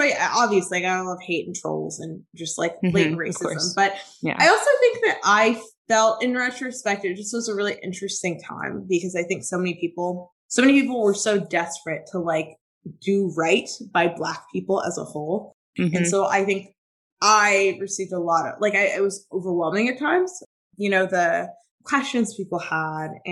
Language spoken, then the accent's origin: English; Tampa, Florida, United States; my husband and I had just moved back to Tampa, my hometown